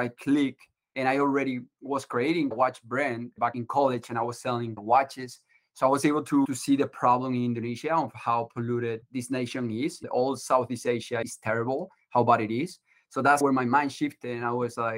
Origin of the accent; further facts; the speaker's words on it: Andalusia, Spain; moved away as an adult; now in Boston, United States; I'm originally from Spain